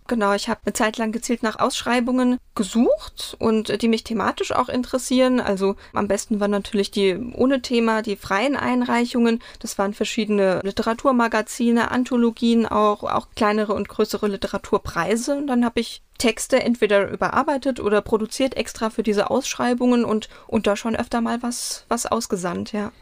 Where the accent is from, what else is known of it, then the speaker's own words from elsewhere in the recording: Mainz, Rhineland-Palatinate, Germany; Ich bin auch in Mainz aufgewachsen, in Weisenau